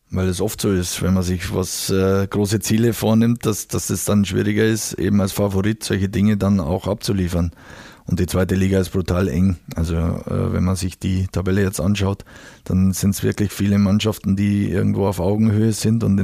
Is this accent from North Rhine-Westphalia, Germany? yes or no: no; Bavaria, Germany; ich bin aus Bayern und aus der Region und äh, kenne den Club natürlich schon, schon aus meiner Kindheit